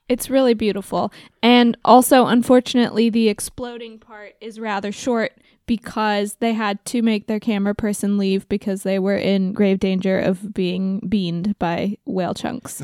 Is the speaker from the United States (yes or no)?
yes; Oregon, United States; my home state. Shout out to Oregon.